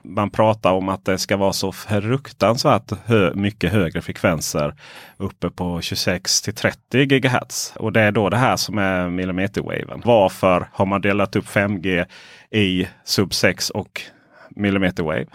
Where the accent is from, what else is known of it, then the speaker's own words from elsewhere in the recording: Ronneby, Blekinge, Sweden; moved away; där jag växte upp eh, Blekinge, Ronneby.